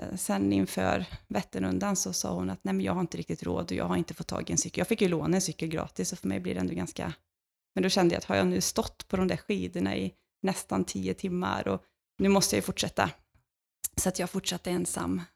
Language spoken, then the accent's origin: Swedish; Lidköping, Västra Götaland, Sweden; hemma i Lidköping, där jag kommer ifrån